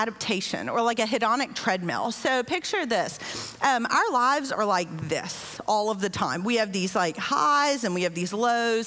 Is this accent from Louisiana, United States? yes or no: yes; Louisiana, United States; now in Southeast Texas, United States; I am from Louisiana, which is even flatter. In fact, just like 15 minutes from my house in Louisiana